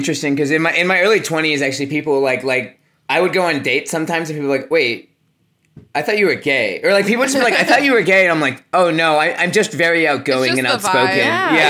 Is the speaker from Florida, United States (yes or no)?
yes; Orlando, Florida, United States; moved away; we grew up in Orlando.